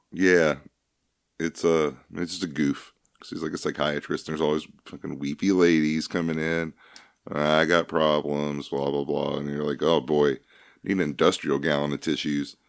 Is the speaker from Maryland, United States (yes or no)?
no; Kentucky, United States; we're from Kentucky. That's the bluegrass state